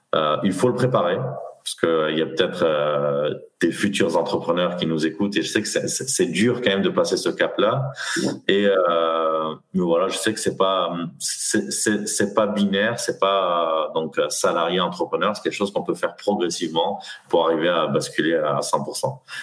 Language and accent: French; Nîmes, Occitania, France; moved away as an adult; also born or lived in Aix-en-Provence / Paris region; je suis originaire de Nîmes. Mmh. Donc j'ai grandi dans, j'ai grandi dans le Gard